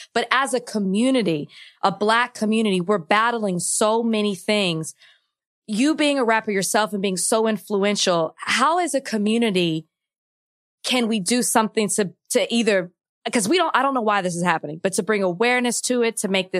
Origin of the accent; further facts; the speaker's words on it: Dallas, Texas, United States; I'm from Dallas